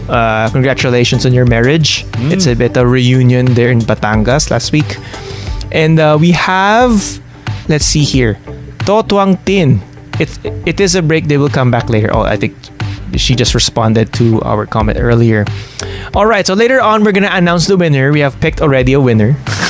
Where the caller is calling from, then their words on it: Bangladesh; Hello. Yes, I'm listening from Bangladesh.